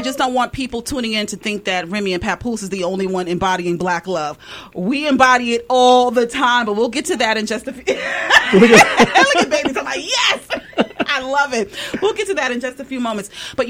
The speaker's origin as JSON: {"language": "English", "town": "New York City", "region": "New York", "country": "United States", "tie": "born or raised there", "said": "As a kid, growing up in Brooklyn"}